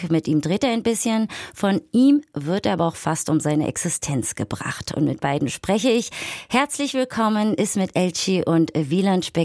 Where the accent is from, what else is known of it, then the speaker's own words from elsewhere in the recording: Berlin, Germany; für mich als waschechte Berlinerin Nostalgie vermittelt